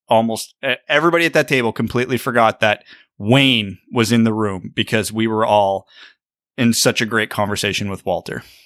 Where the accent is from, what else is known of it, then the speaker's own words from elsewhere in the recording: Kitchener, Ontario, Canada; I grew up playing in Kitchener